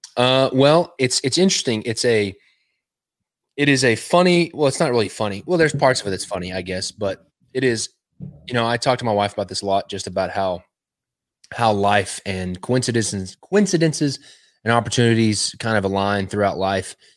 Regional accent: West Texas, United States; now in Cleveland, Tennessee, United States; I'm originally from Texas. Uh, I grew up in West Texas.

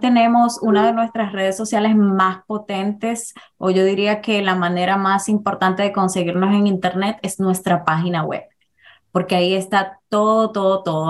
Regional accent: Dominican Republic; moved away as an adult; now in New York, United States; nací en la República Dominicana, emigré a los Estados Unidos a mis 32 años

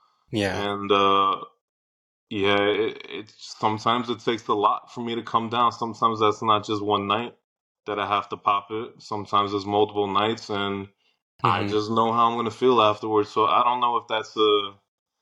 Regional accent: New Jersey, United States; moved away as an adult; I went back home. I'm born and bred in Jersey

